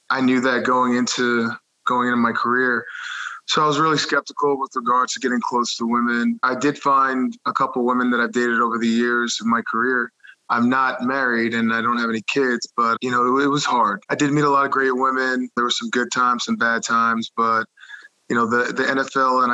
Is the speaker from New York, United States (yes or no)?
yes; Dix Hills, New York, United States; I grew up in Long Island, New York. I went to Half Hollow Hills High School West. It's a small public school in Suffolk County in Dix Hills.